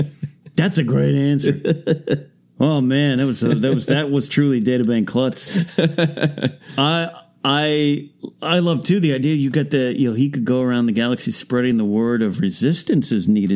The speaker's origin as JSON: {"language": "English", "town": "Arroyo Grande", "region": "California", "country": "United States", "tie": "born or raised there", "said": "It's in my hometown of Arroyo Grande, California, on my high school campus."}